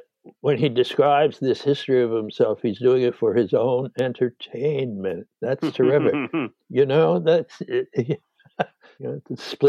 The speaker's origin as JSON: {"language": "English", "region": "New York", "country": "United States", "lives_now": "Beverly Hills, United States", "said": "And I didn't know how to drive as a New Yorker."}